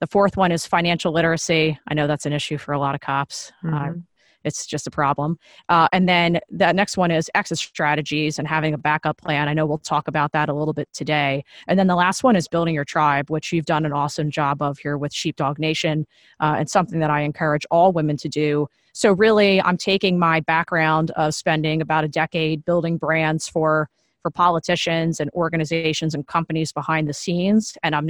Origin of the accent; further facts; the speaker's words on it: New Jersey, United States; now in Washington, D.C., United States; I'm originally from Jersey and found my way down to the DC area.